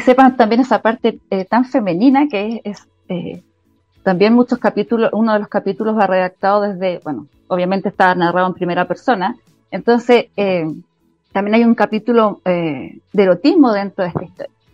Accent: Chile; soy chilena

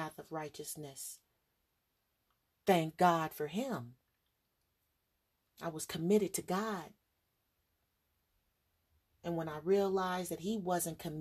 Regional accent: Los Angeles, California, United States; I'm from California, Hollywood

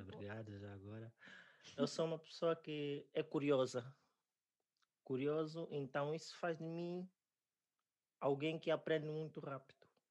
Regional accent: Angola; also born or lived in Namibia / South Africa / China; now in Portugal; sou angolano

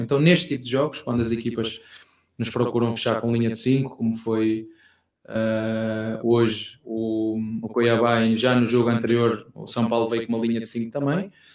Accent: Penafiel, Norte, Portugal; moved away; Lá na minha terra, em Penafiel

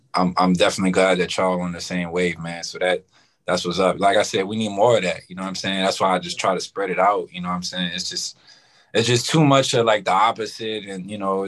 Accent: New Orleans, Louisiana, United States; moved away as an adult; also born or lived in South Central Los Angeles; now in Rancho Cucamonga, United States; I'm from New Orleans, living in California. I've been in California about 3 years

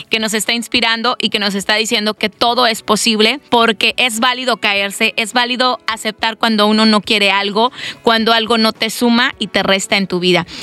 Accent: Mexico; moved away; uno como mexicano mete el spanglish, ¿no? Como latino ahí se te trabalean las lenguas.

